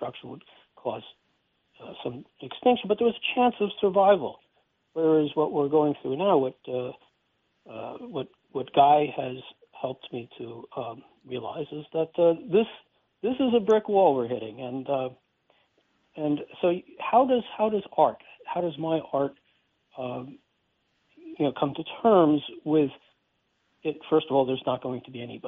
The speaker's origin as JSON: {"language": "English", "area": "Westchester", "region": "New York", "country": "United States", "tie": "born or raised there", "also_born_or_lived": "Brooklyn, New York", "said": "I was born in Brooklyn, New York, and my parents whisked me up to the northern suburbs of Westchester"}